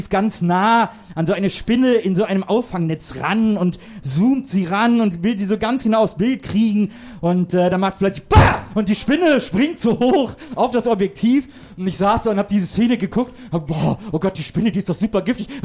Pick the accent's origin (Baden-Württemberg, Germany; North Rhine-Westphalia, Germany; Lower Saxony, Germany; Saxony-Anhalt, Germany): North Rhine-Westphalia, Germany; ich komme aus der Nähe von Köln, aus einem kleinen Städtchen